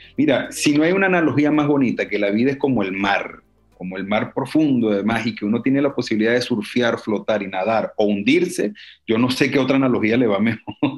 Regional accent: Venezuela; moved away as an adult; also born or lived in Cuba / Czech Republic / Barcelona, Spain; now in Toulouse, France; yo salí de Venezuela

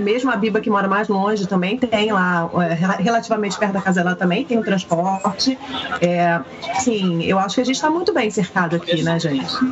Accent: Rio de Janeiro, Brazil; now in Vancouver, Canada; nós todas viemos do Rio

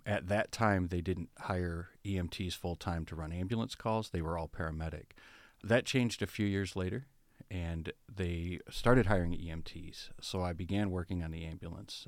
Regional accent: Berrien Springs, Michigan, United States; I was born and raised in Berrien Springs

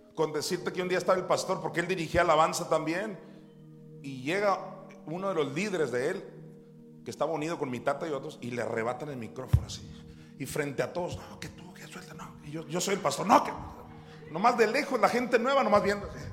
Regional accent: Juan José Ríos, Sinaloa, Mexico; ahí en Juan José Ríos, donde yo nací

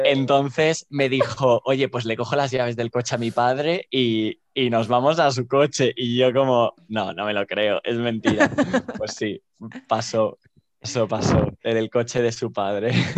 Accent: Barcelona, Catalonia, Spain; moved away as an adult; now in Madrid, Spain; Soy originalmente de Barcelona, pero ahora estoy viviendo en Madrid por razones de formación y de búsqueda de empleo

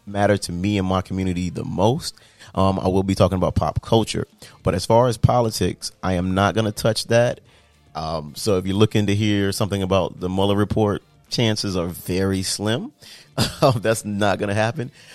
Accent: Miami, Florida, United States; I'm from South Florida. I'm Miami raised, Miami paid. But growing up in like a multicultural melting pot like Miami

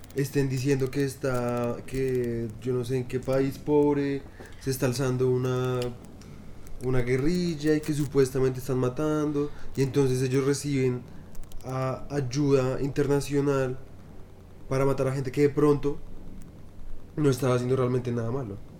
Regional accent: Colombia; yo estoy orgulloso de mi país porque me encanta la jerga colombiana. Me trama mucho nuestro lenguaje

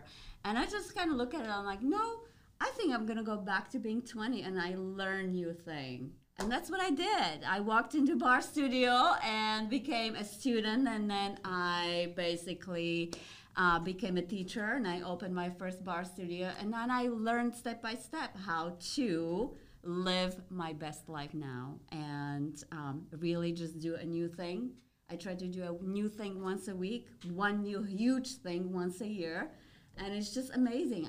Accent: Slovakia; moved away; also born or lived in California; I'm originally from old Czechoslovakia, now known as Slovakia part

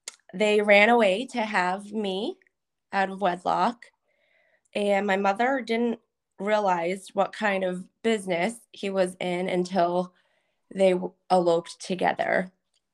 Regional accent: Methuen, Massachusetts, United States; born there; Sure. So I was born in Methuen, Massachusetts.

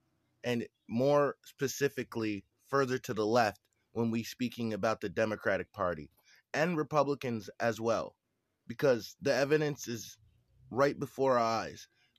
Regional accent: Vermont, United States

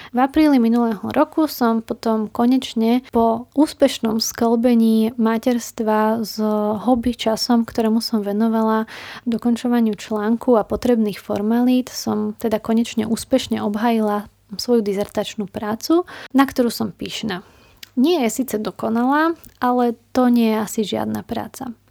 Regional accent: Slovakia; Prišla som domov na Slovensko

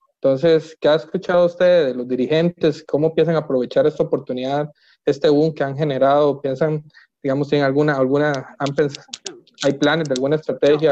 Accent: Costa Rica; yo crecí siempre eh, eh, como costarricense

